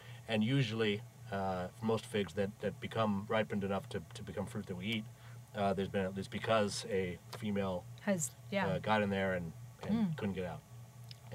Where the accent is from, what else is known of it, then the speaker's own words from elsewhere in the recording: Maine, United States; growing up in Maine